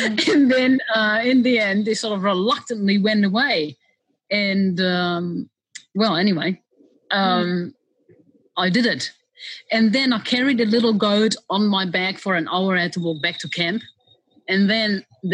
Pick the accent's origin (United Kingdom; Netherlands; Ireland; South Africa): Netherlands; moved away as an adult; now in New Zealand; I grew up in Holland